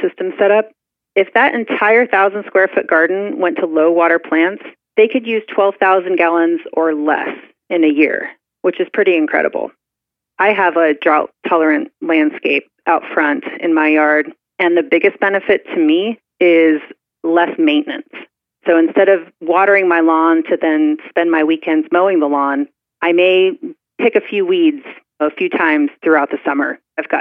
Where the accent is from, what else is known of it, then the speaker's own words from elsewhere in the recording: Visalia, California, United States; also born or lived in Guatemala; Growing up in the Central Valley